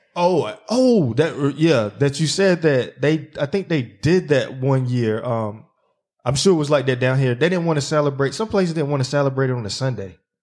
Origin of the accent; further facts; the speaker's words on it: Zebulon, North Carolina, United States; my hometown in Zeppelin